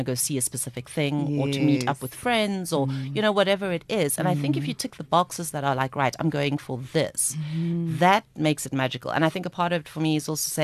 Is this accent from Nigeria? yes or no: no; South Africa; I'm from South Africa